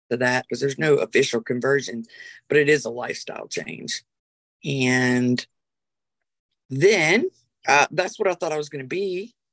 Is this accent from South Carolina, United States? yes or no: yes; Rock Hill, South Carolina, United States; I was raised in Rock Hill, South Carolina. Back when I was raised, it was about this big. And I was raised in a Southern Baptist church. Um, I left the church at 10